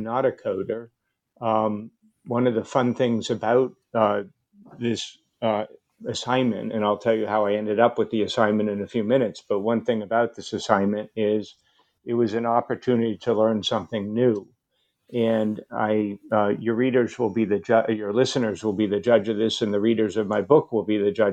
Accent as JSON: {"language": "English", "town": "Cambridge", "region": "Massachusetts", "country": "United States", "tie": "born or raised there", "said": "I grew up in the Cambridge, Massachusetts area"}